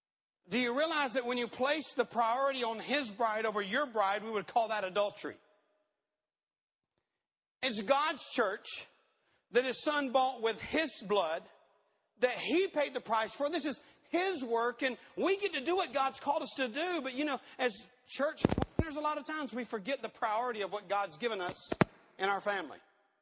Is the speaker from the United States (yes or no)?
no; Peru; I'm a missionary kid. I had the privilege of growing up in Peru.